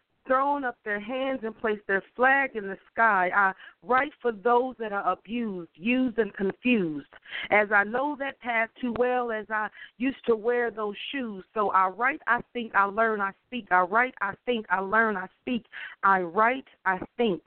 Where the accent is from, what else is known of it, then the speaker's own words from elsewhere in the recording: Dayton, Ohio, United States; moved away; I'm originally from Dayton, Ohio